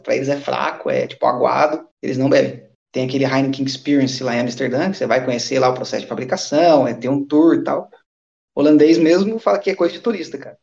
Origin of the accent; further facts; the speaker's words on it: Brazil; moved away as an adult; also born or lived in Japan (ancestry); now in Eindhoven, Netherlands; eu sou brasileiro